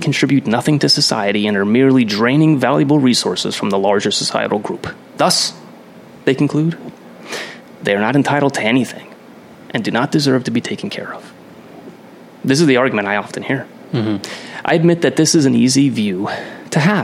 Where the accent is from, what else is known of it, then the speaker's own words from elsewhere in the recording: Pennsylvania, United States; I grew up in Pennsylvania all my life, central PA and northeastern PA